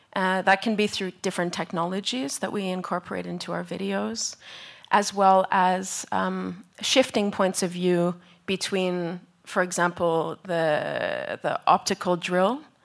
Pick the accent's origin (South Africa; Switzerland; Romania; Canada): Canada; now in Tromsø, Norway; I'm from Canada, but I'm currently based in Norway